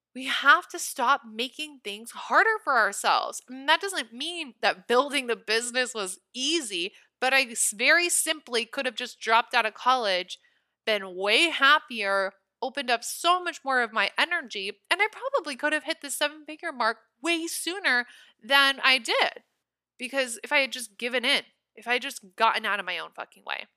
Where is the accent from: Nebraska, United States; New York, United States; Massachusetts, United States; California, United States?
Nebraska, United States; now in Los Angeles, United States; I'm from Nebraska